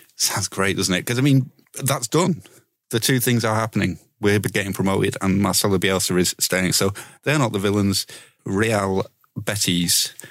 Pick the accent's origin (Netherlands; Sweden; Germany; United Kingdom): United Kingdom; Leeds, Yorkshire and the Humber; I'm fucking from Leeds